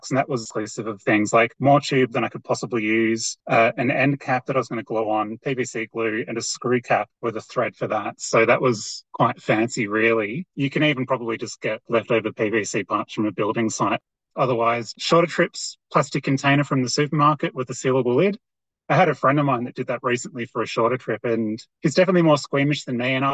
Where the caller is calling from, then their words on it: Mount Buller, Victoria, Australia; I'm calling in from Bulla Bulla, which is also known as Mount Buller in Victoria